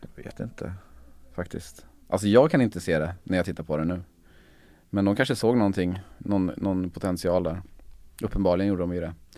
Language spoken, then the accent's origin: Swedish; Sweden; mitt pojkrum i, hemma i Sönjunga